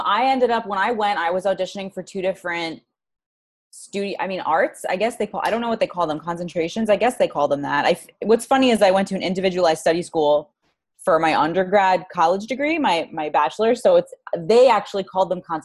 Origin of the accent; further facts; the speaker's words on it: New York City, New York, United States; also born or lived in Los Angeles; I'm in Queens, New York, born and raised.